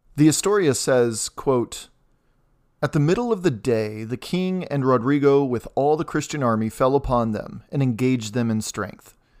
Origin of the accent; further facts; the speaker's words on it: United States; also born or lived in Indiana; As an American